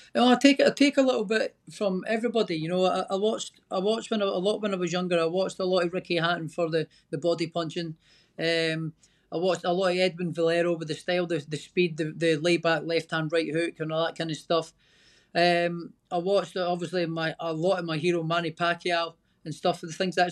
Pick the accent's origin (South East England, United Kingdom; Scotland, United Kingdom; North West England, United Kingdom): Scotland, United Kingdom; I'm Scottish